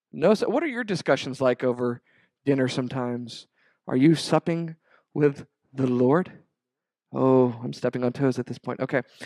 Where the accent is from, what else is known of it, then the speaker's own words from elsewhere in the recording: Rio Grande Valley, Texas, United States; growing up in the Rio Grande Valley